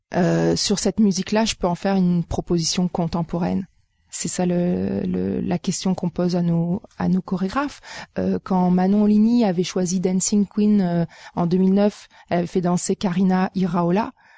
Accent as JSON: {"language": "French", "country": "France", "moved": "yes", "lives_now": "Montreal, Canada", "said": "mon parcours, euh, il commence en France euh, d'où je viens"}